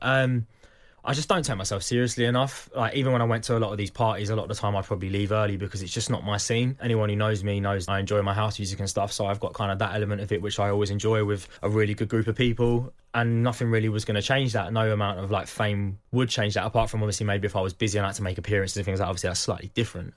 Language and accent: English; Croydon, London, United Kingdom; I was born in Croydon, I come from a working class family